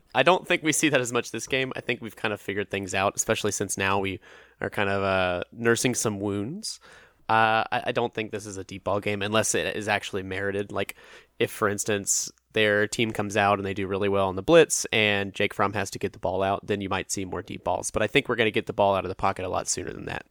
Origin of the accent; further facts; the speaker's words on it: Atlanta, Georgia, United States; I'm from Atlanta